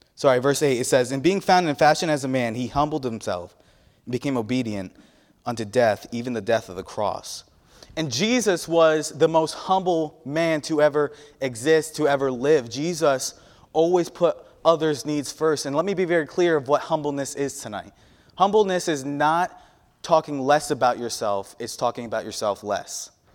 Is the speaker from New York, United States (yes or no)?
yes; New York, United States; moved away; I'm from the Northeast